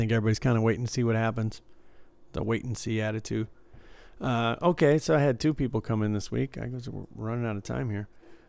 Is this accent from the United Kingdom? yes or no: no; Midwest, United States; also born or lived in Detroit; Mine comes out like a Brooklyn accent. I don't know. And I'm from the Midwest. It's all gone.